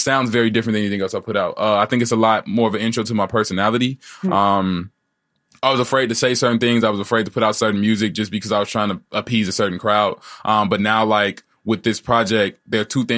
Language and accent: English; Chicago, Illinois, United States; I grew up on the South Side, but I was like a different type of South Side kid